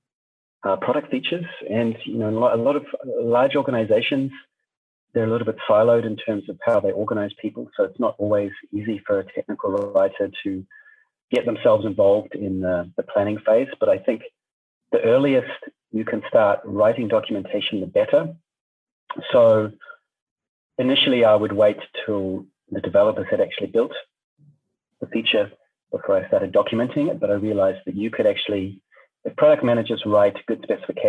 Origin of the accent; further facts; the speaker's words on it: New Zealand; moved away as an adult; now in Germany; I'm originally from New Zealand, where I studied communications and journalism. And then I moved to Germany a bit later